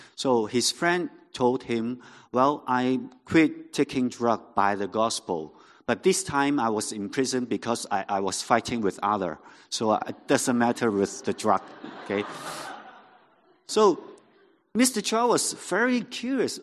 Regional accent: Hong Kong; first language Cantonese; English is a second language; I'm a, a local Hong Kong Hong Konger. So my mother tongue was Cantonese.

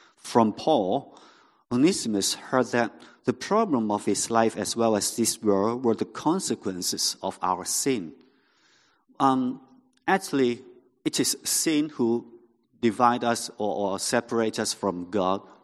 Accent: Hong Kong; first language Cantonese; English is a second language; I'm a, a local Hong Kong Hong Konger. So my mother tongue was Cantonese.

